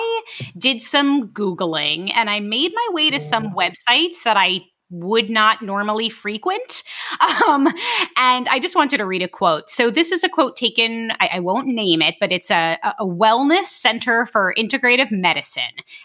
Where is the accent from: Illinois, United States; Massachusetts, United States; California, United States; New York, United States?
New York, United States; New York City; I'm from Brooklyn